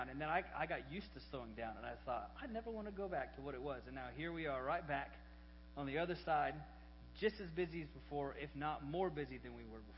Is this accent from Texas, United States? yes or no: yes; Arlington, Texas, United States; born there; 33 years ago, I was born in Arlington, Texas, right off of I 20.